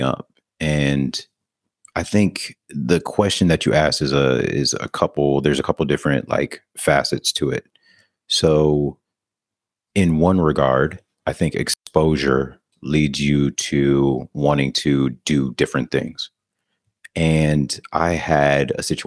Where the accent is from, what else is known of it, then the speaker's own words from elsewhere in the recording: Rockford, Illinois, United States; moved away as an adult; also born or lived in Denver, Colorado; now in Bangkok, Thailand; I'm originally from Rockford, Illinois.